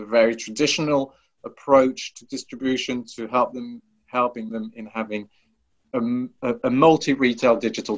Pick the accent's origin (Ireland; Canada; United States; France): France; I thought, okay, how can I present how French I am